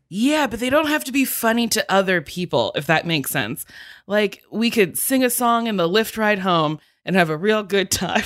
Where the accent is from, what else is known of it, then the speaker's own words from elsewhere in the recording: New Jersey, United States; I'm from New Jersey.